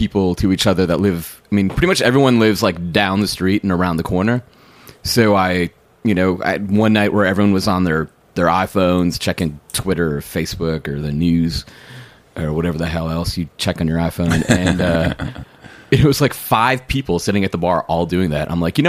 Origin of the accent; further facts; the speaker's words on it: Milwaukee, Wisconsin, United States; moved away; I'm from Wisconsin, so you know, I'm from Milwaukee